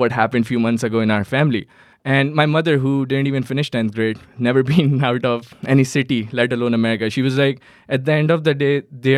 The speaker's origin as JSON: {"language": "English", "town": "Karachi", "region": "Sindh", "country": "Pakistan", "tie": "born or raised there", "second_language": "English", "moved": "as an adult", "lives_now": "Herndon, United States", "said": "I was born in Karachi, Pakistan"}